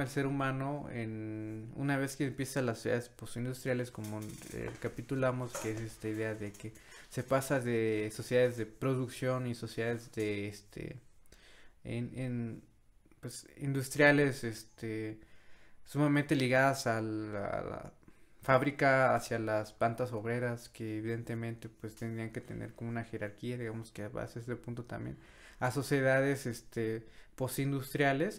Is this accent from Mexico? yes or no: yes; Mexico